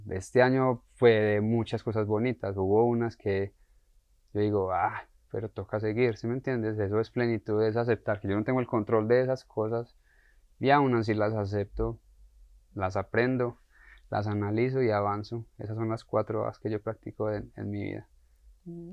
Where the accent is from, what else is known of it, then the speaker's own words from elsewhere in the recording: Colombia; a nosotros como colombianos nos crían tristemente